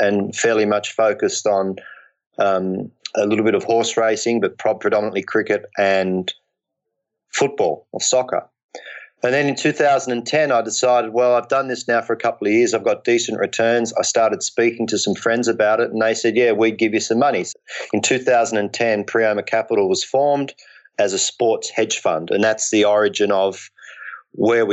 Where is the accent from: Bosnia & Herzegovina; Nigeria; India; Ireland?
Ireland; I'm Irish by background.